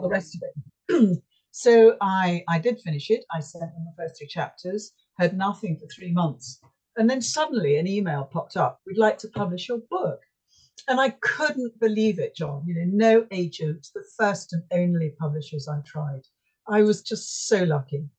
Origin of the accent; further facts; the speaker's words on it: Yorkshire and the Humber, United Kingdom; moved away; I come from Yorkshire